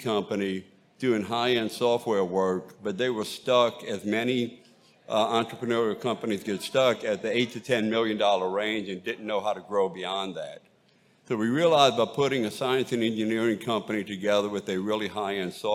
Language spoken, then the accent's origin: English; Bayou Lafourche, Cajun country, Louisiana, United States; accent: Cajun; I am from Cajun country and grew up on Bayou Lafourche